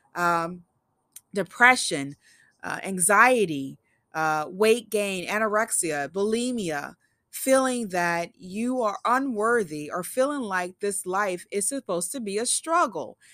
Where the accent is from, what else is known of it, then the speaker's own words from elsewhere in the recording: Eagle Park, Illinois, United States; also born or lived in Memphis, Tennessee; now in Oregon, United States; growing up in Eagle Park, a small community outside of Madison, Illinois, or within the county of Madison